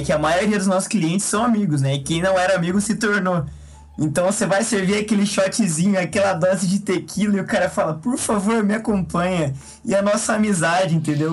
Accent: Quatá, São Paulo, Brazil; moved away; sou natural de Quatá, interior de São Paulo

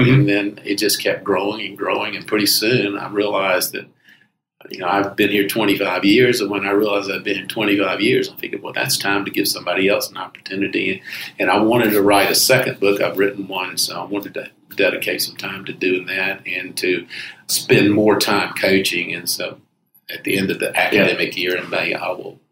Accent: Greenville, South Carolina, United States; moved away as an adult; now in Charleston, United States; I'm from Greenville originally, mm-hmm. South Carolina

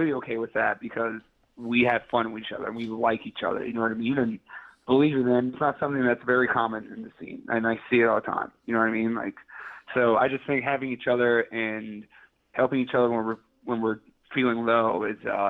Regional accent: New York City, New York, United States; I'm from Queens

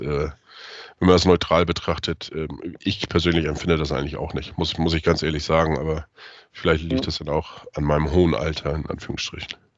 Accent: Neustadt in Holstein, Schleswig-Holstein, Germany; moved away; Meine Geburtsstadt ist Neustadt in Holstein.

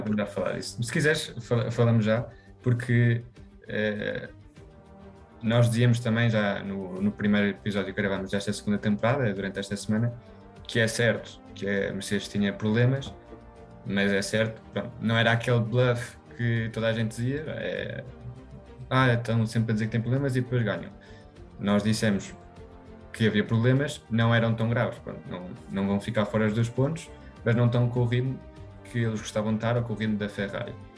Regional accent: Spain; Eu, sendo espanhol

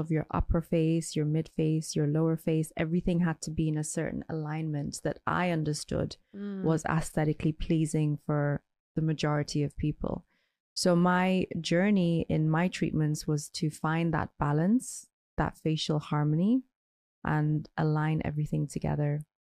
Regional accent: Ireland; So I grew up in Ireland, where I was one of the very few brown or colored people.

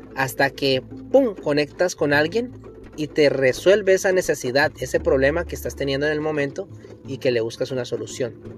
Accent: Colombia; En mi país, Colombia

